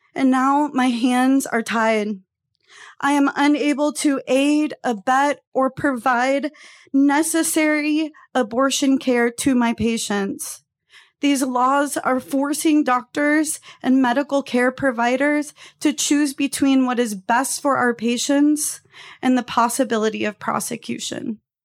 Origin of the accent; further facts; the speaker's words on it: Texas, United States; moved away as an adult; also born or lived in Phoenix, Arizona; as a Texan teenager